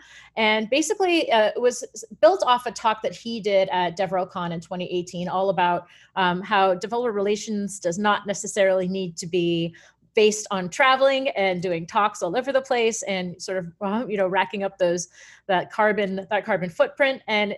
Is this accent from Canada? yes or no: yes; Canada; I'm Canadian